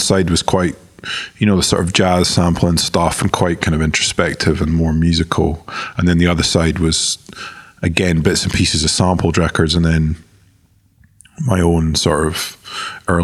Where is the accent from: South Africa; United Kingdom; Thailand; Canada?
United Kingdom; the Highlands or Edinburgh, Scotland; Brighton is quite different to growing up in the Highlands or Edinburgh